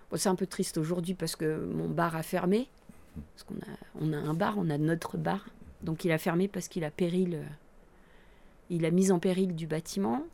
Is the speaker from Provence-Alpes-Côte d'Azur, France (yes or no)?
yes; Breil-sur-Roya, Provence-Alpes-Côte d'Azur, France; also born or lived in Nice; j'ai grandi là en fait. Je suis une pure Brayoise avec des parents Brayois